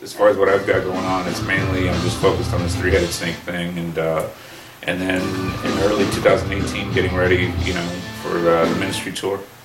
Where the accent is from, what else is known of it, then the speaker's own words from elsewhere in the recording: Burbank, California, United States; I grew up in Burbank, so he was a big hometown hero